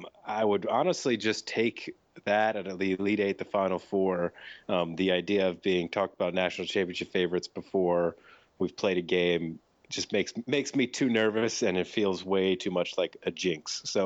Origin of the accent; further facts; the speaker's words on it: New York, United States; moved away; also born or lived in Maryland; I'm from New York originally